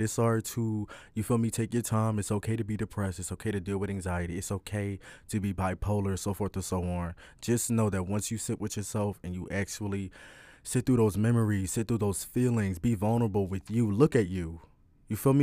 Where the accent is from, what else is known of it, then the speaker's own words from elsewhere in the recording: Philadelphia, Pennsylvania, United States; I'm twenty, I'm from Philly